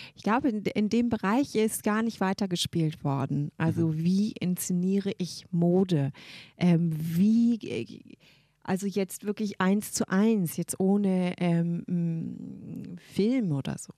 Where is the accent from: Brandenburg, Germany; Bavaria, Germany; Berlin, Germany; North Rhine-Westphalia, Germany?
Berlin, Germany; also born or lived in Brighton, United Kingdom; Wir wurden als Berliner